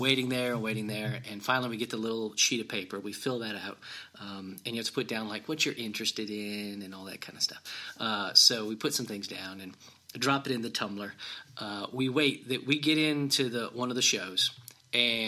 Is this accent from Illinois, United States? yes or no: yes; Illinois, United States; I'm from Illinois.